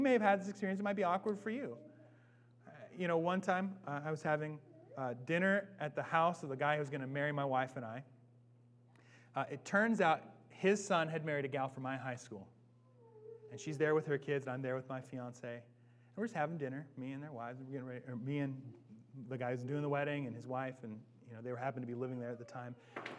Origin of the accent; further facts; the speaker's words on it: Bellingham, Washington, United States; now in Seattle, United States; I'm from Bellingham